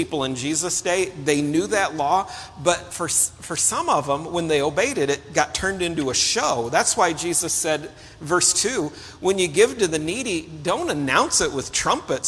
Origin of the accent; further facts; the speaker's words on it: Illinois, United States; I grew up in Illinois.